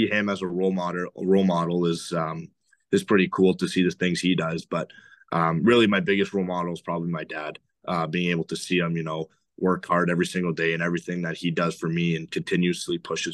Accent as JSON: {"language": "English", "area": "outside of Toronto", "region": "Ontario", "country": "Canada", "tie": "born or raised there", "said": "I grew up outside of Toronto, both in Ontario"}